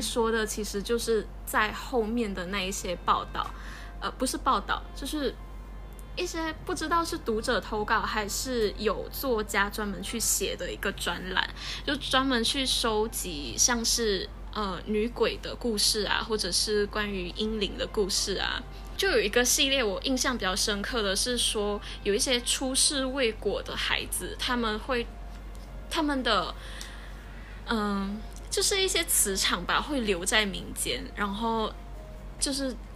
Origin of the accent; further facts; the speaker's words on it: Kuching, Sarawak, Malaysia; moved away as an adult; also born or lived in Taipei, Taiwan; 我们就生在马来西亚，然后我们是在古晋出生的，我们一直都在这里长大，然后也接受这边的教育，嗯，小学的时候我们是，呃，华小，就是华董办的